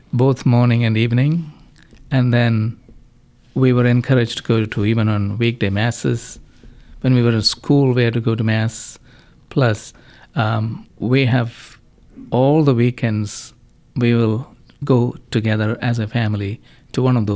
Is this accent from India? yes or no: yes; Kerala, India; now in Indianapolis, United States; I am from Kerala, the southwest corner of the country, India